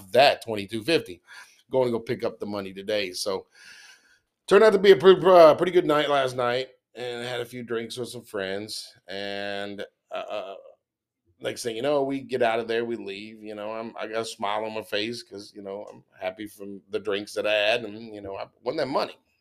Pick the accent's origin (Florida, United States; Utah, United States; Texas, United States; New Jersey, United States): Texas, United States; I'm born and raised in Texas